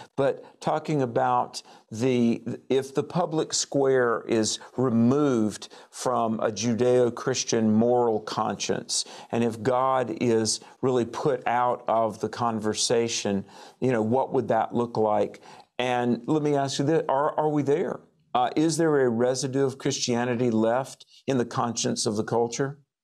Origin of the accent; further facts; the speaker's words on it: North Carolina, United States; I was in Western North Carolina in my home state